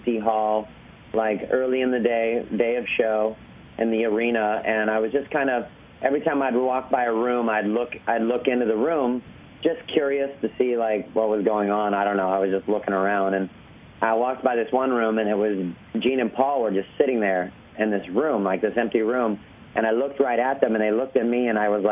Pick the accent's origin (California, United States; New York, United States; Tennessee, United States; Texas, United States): California, United States; Orange County; I grew up in Orange County, California